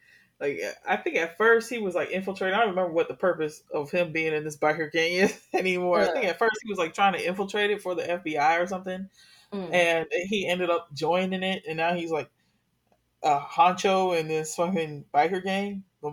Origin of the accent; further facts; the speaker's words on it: Miami, Florida, United States; growing up in Miami and catching public transportation a lot everywhere I went